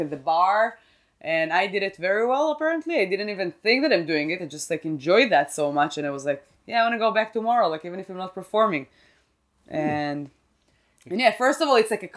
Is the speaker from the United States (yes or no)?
no; Israel; English is a second language; moved away; I'm from Israel.